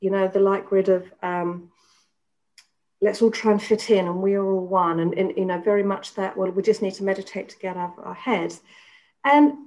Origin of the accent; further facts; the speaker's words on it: England, United Kingdom; moved away as an adult; So I was brought up in England. I spent the first 30 years of my life in England.